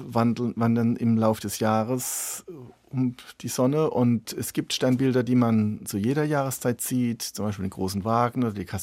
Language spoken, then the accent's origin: German; Rhineland-Palatinate, Germany; ich komme aus der Pfalz, aus einer Weingegend, wir haben selber Weinberge